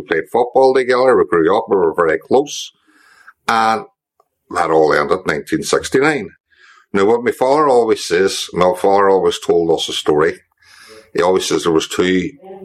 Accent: Derry, Northern Ireland, United Kingdom; born or raised there; also born or lived in England

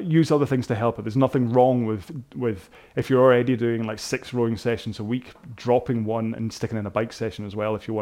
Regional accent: Scotland, United Kingdom; I suddenly went very Scottish then.

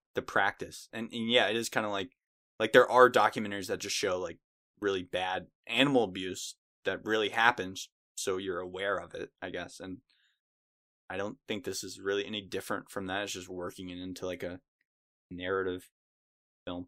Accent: United States; I'm white. I'm a dude. I was born in America.

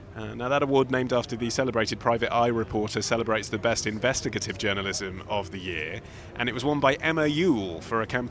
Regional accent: England, United Kingdom

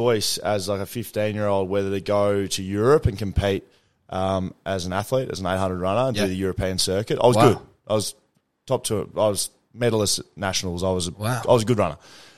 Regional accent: Geelong, Victoria, Australia; moved away as an adult; now in Perth, Australia; I was a Geelong boy.

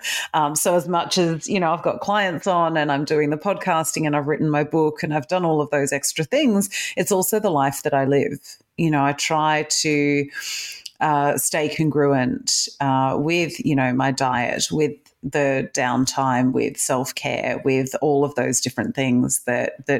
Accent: Adelaide, South Australia, Australia; moved away as an adult; also born or lived in Perth, Australia / United Kingdom; now in Melbourne, Australia; I was born in Australia, but I was born in Perth. I grew up in Adelaide, and then I spent 11 years in the UK, and I've just done 11 years back in Melbourne.

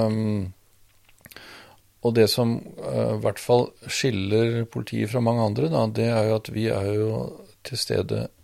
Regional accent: Rørvik, Trøndelag, Norway; Der må jeg gå tilbake til oppveksten

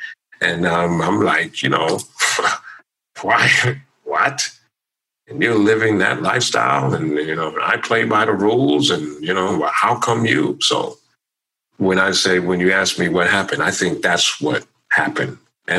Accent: United States; it's a byproduct of being Black American.

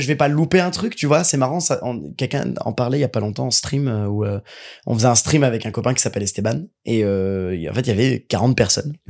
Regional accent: Seine-et-Marne, Île-de-France, France; now in Paris, France

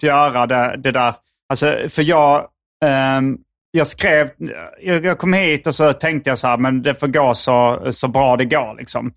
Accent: Sweden; jag är en svensk komiker

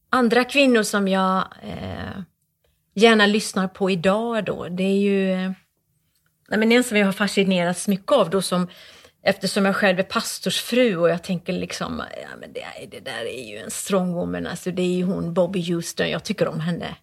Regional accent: Borås, Västra Götaland, Sweden; Borås är ju min hemstad

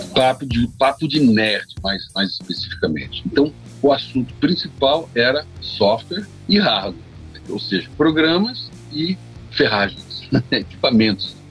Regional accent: Brazil; sou do Brasil

